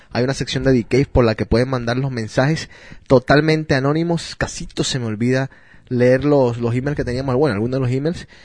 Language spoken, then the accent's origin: Spanish; Neiva, Huila, Colombia; Soy de Neiva, oh bien.